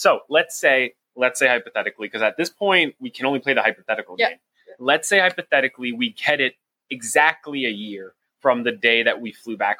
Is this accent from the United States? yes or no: no; Canada; as a Canadian